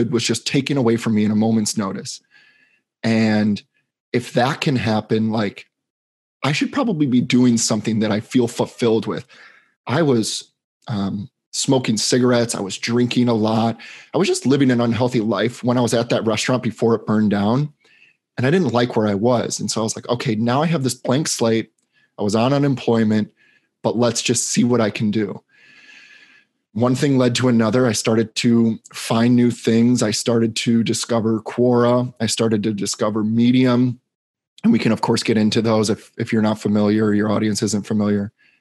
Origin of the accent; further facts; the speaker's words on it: Chicago, Illinois, United States; moved away as an adult; also born or lived in Boston, Massachusetts; now in Los Angeles, United States; I grew up in Chicago, Illinois